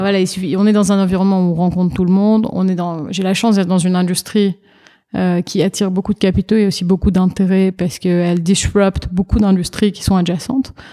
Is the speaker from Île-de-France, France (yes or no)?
yes; Paris, Île-de-France, France; moved away as an adult; now in New York, United States; je suis née, j'ai été élevée à Paris en France.